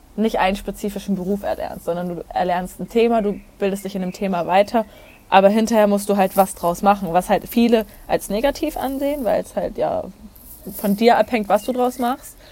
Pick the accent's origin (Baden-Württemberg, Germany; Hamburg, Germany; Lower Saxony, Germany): Hamburg, Germany; moved away as an adult; now in Olten, Switzerland; Ich komme ursprünglich aus Hamburg, wohne jetzt in der Schweiz, im beschaulichen Alten